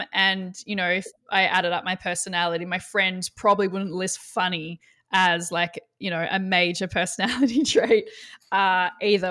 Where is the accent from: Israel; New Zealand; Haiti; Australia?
Australia; I'm Australian